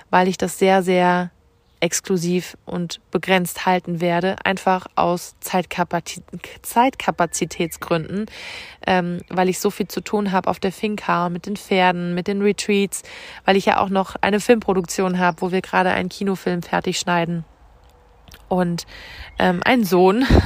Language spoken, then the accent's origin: German; Rhineland-Palatinate, Germany; Und ich schicke dir ganz viele Grüße, diesmal von Herz zu Herz aus der Pfalz, aus meiner Heimat.